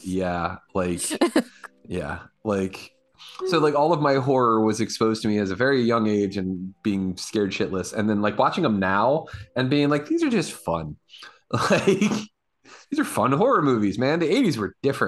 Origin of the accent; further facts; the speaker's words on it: East Coast, United States; I grew up here on the East Coast